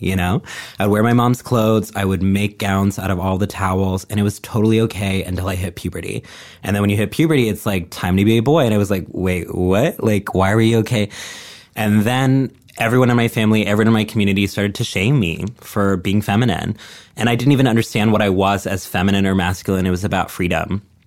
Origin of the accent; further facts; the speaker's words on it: Texas, United States; moved away; I grew up in a small town in Texas